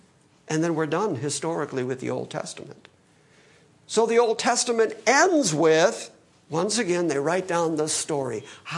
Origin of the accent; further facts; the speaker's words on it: Detroit, Michigan, United States; born there; also born or lived in California; now in Middle Tennessee, United States; I would say I was born in Detroit, but then, you know, after traveling and all over the country and California and blah, blah, and now Middle Tennessee, that's how I got here.